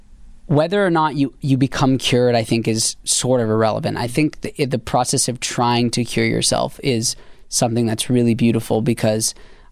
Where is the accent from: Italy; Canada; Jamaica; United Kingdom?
Canada; I'm from Canada